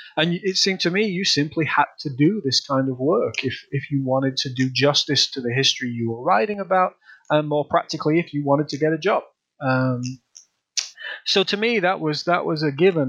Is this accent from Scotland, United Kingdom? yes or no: no; Leeds, Yorkshire and the Humber, United Kingdom; moved away as an adult; also born or lived in Manchester; now in United States; I'm originally from the north of England. I'm from uh, Leeds in the north of England